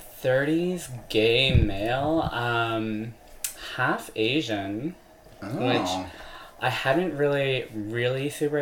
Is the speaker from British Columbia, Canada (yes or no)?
no; Oakville, Ontario, Canada; I grew up in Oakville.